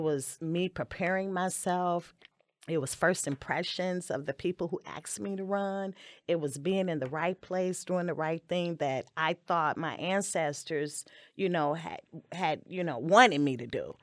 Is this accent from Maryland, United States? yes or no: no; Maywood, Illinois, United States; also born or lived in West Side, Chicago; my family moved to Maywood when I was four years old